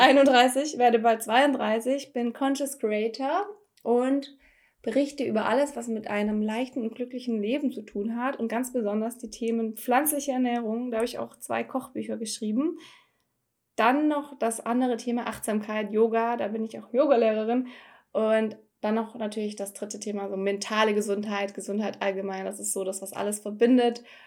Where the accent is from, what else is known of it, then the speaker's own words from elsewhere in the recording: Filderstadt, Baden-Württemberg, Germany; also born or lived in Stuttgart; Geburtsort Filderstadt